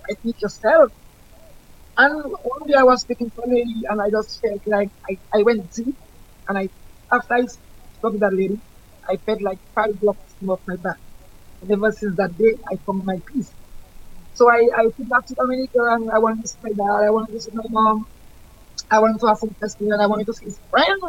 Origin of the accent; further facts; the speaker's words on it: Georgia, United States; I was born in Georgia and I'm still living in Georgia.